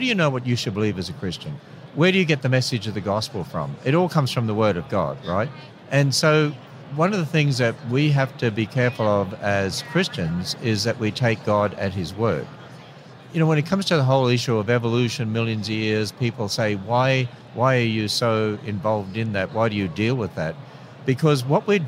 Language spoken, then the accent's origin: English; Australia; I'm an Australian.